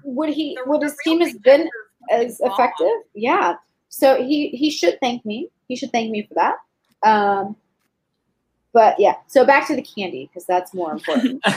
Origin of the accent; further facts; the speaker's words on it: Texas, United States; also born or lived in Fort Polk, Louisiana; I'm from Texas, and when I was in high school, we uh, our dance team came to California to compete in nationals